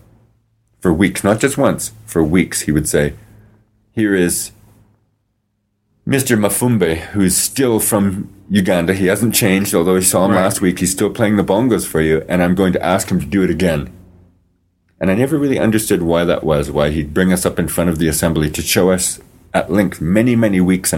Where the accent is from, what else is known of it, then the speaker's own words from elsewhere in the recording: Regina, Saskatchewan, Canada; growing up in the South End was very, very difficult.